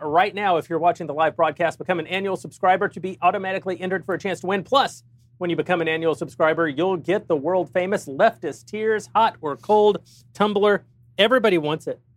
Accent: Texas, United States; I'm from Texas

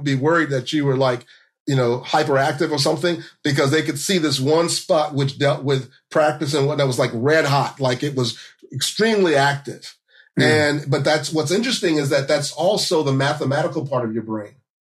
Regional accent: Central Florida, United States; I grew up in Central Florida.

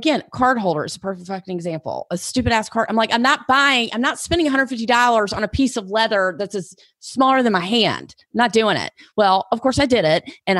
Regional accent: the South, United States; Like they don't drink it, but I'm from the South. We drink bourbon.

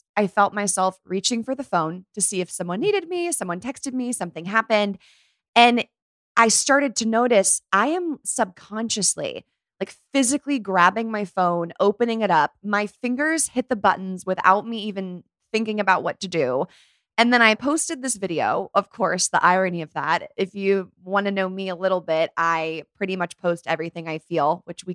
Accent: near Palo Alto, California, United States; So I grew up right near Palo Alto

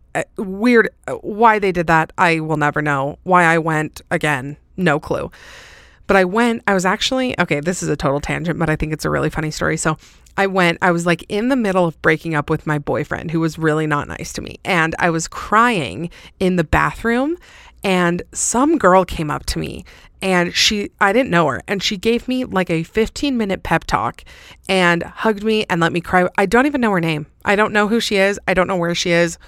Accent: Salt Lake City, Utah, United States; It's obviously in my hometown.

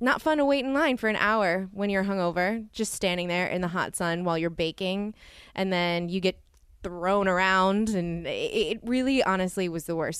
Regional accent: New Orleans, Louisiana, United States; moved away; I grew up in New Orleans

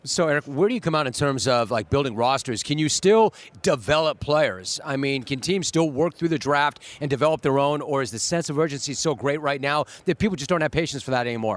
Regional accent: Los Angeles, California, United States; I grew up in Los Angeles

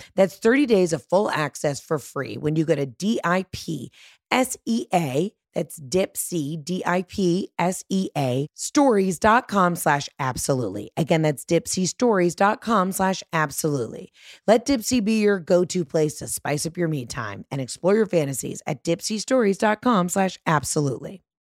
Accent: Georgia, United States; I'm from Georgia

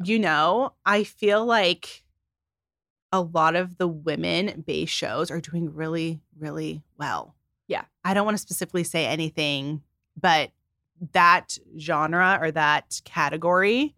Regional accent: Phoenix, Arizona, United States; moved away as an adult; now in Los Angeles, United States; I'm just from Phoenix, Arizona

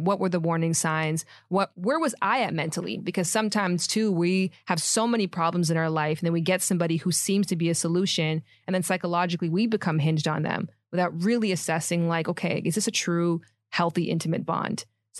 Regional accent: Toronto, Ontario, Canada

